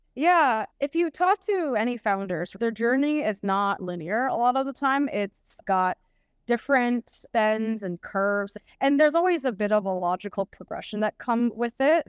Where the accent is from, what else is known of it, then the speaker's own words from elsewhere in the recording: United States; moved away as an adult; being an American